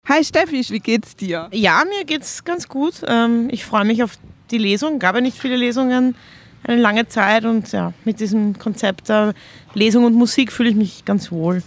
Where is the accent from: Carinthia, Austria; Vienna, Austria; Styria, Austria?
Vienna, Austria; wir haben auch ein ähnliches Aufwachsen. Also wir kommen beide aus Wien